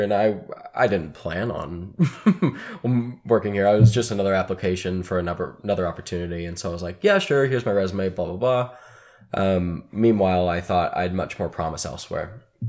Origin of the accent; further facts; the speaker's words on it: Dallas, Texas, United States; moved away as an adult; also born or lived in Chicago; now in Northwest Arkansas, United States; I was from Dallas, went to school in Chicago